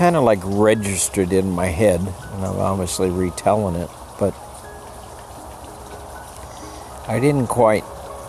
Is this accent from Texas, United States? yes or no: yes; El Paso, Texas, United States; I grew up in El Paso, in grade school in the 50s. When I went to grade school in El Paso, it was probably 60-70% Hispanic.